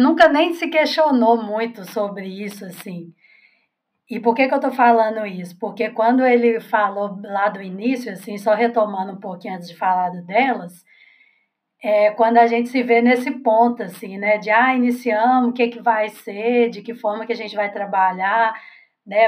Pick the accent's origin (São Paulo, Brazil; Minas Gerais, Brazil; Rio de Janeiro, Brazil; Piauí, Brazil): Minas Gerais, Brazil; Belo Horizonte; sou aqui também de Belo Horizonte